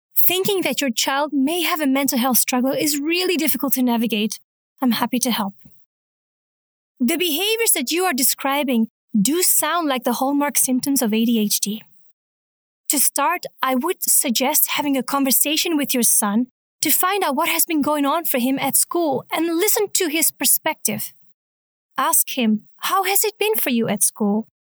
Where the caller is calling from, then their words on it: Chicago, Illinois, United States; I'm calling from Chicago